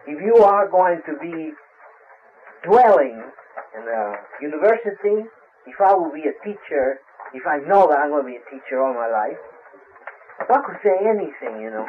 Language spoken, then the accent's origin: English; Brazil; moved away; I'm from Brazil. I was born in Brazil.